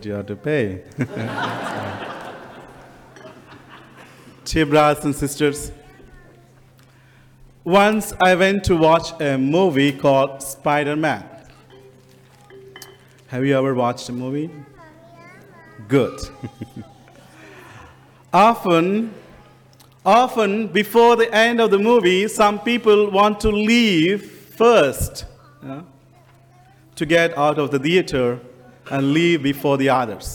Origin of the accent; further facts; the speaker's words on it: India; moved away as an adult; And I come from India. And I didn't have an accent until I come to this country